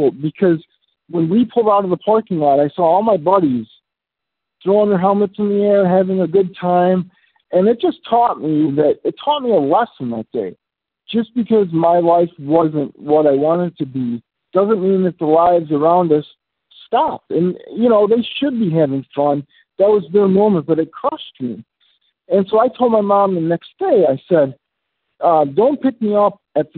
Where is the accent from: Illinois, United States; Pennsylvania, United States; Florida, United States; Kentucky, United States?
Illinois, United States; Chicago; I grew up in the Chicagoland area